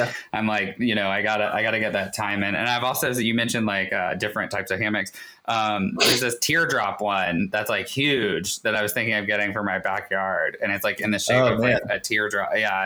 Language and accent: English; Raleigh, North Carolina, United States; now in Ashland, United States; I grew up in Raleigh.